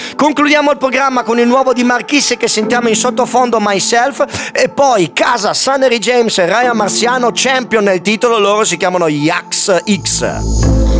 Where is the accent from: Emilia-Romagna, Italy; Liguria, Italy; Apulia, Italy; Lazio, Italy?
Apulia, Italy; nel mio paese si dice una cosa che si può capire solamente in Puglia